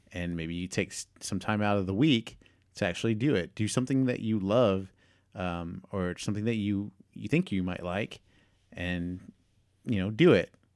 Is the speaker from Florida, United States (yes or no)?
no; Houston, Texas, United States; my hometown park